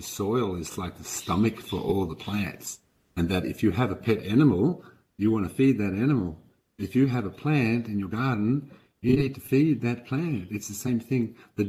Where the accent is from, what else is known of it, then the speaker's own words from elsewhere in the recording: Denmark; now in Australia; I came from Denmark, not Western Australia, Denmark, but Denmark over in Scandinavia.